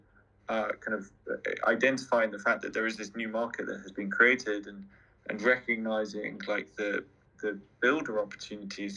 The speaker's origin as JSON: {"language": "English", "region": "London", "country": "United Kingdom", "said": "I'm a Londoner"}